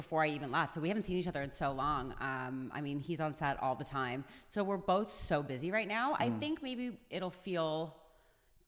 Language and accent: English; Toronto, Ontario, Canada; I'm from Toronto